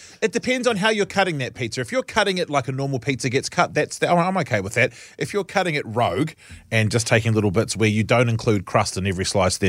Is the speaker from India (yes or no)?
no; Auckland, New Zealand; I'm from West Auckland.